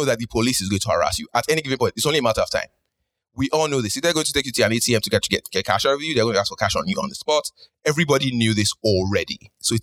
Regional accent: Nigeria; now in Canada; my lifetime of being a Nigerian

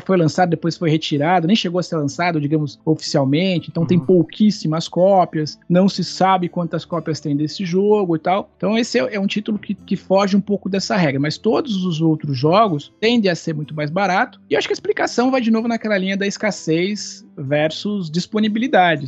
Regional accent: Campinas, São Paulo, Brazil; Eu sou de Campinas, uma cidade que fica a cem quilômetros de São Paulo

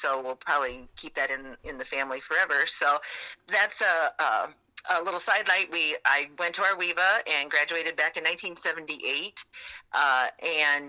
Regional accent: a farm just north of Westside, Iowa, United States; I grew up on a farm just north of Westside here.

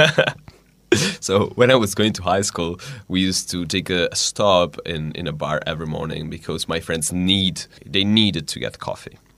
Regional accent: Diano Castello, Liguria, Italy; English is a second language; moved away as an adult; now in Hungary; I'm from Liguria.

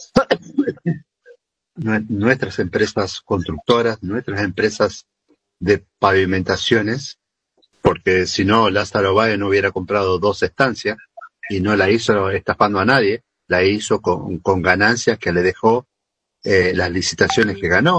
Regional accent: Argentina; como, como argentinos

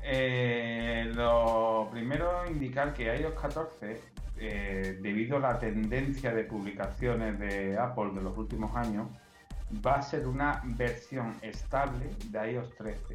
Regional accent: Spain; Aquí en España tenemos otras lenguas como el catalán, el gallego, el valenciano, el vasco.

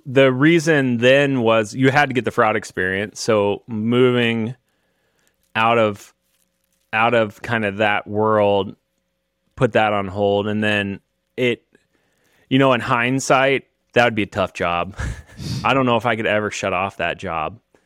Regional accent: Kansas, United States; I'm from Kansas.

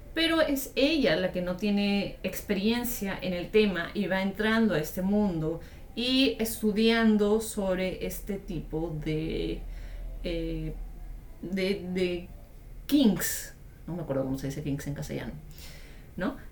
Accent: Peru; mi país, Perú

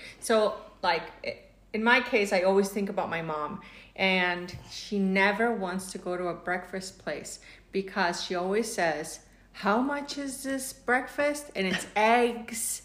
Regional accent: Mexico; now in United States; I'm Mexican, but I've been living in the United States

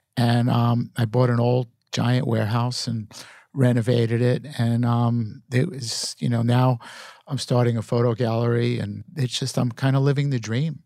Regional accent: New York City, New York, United States; growing up in Brooklyn in, in that era

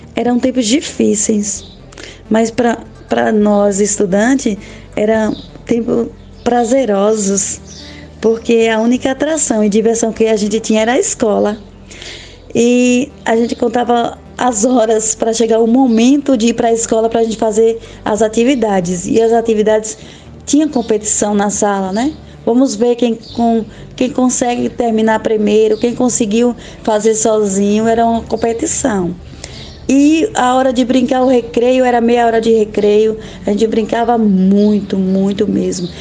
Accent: Brazil; now in Quixaba de Santa Rita, Brazil; Escola São Tiago, de Pedra Grande do Cortume, onde nasci e onde iniciei minha trajetória como estudante

